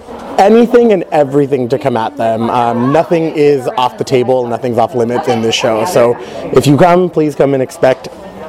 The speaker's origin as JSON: {"language": "English", "town": "Santa Maria", "region": "California", "country": "United States", "moved": "yes", "lives_now": "Irvine area, United States", "said": "I am originally from Santa Maria, California, moved down here to study vocal jazz performance"}